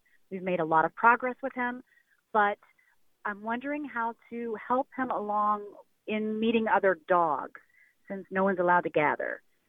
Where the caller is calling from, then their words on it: Memphis, Tennessee, United States; I'm calling from Memphis.